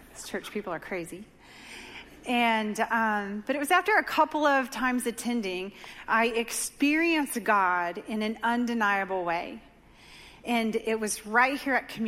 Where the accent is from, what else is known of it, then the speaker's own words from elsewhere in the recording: Dover, Oklahoma, United States; The great destination city of Dover, Oklahoma, population 500, is my hometown. That's where I grew up.